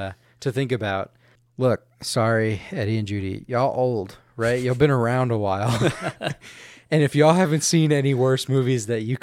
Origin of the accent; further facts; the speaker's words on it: Louisiana, United States; But I'm from Louisiana. They live in Louisiana. They live in Lafayette.